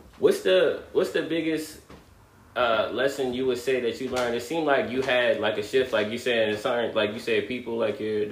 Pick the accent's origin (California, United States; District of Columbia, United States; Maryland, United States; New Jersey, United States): Maryland, United States; I'm from Maryland